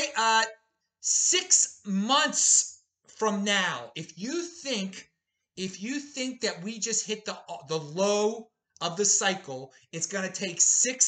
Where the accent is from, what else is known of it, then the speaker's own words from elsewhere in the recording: Baltimore, Maryland, United States; now in Boise, United States; I'm in Boise, the city of the 2020s. I'm originally from Baltimore, the city of the 1820s